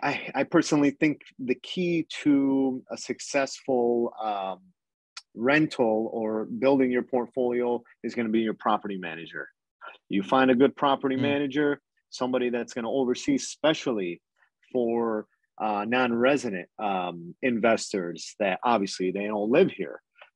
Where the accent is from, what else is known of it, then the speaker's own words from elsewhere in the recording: Canada; You're kind of limited as a Canadian due to both sides of the borders, laws